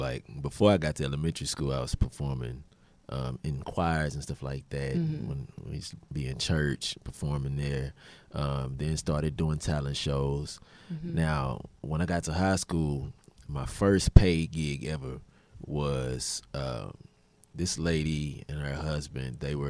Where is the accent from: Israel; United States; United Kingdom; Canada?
United States; Houston, Texas; Right here, Houston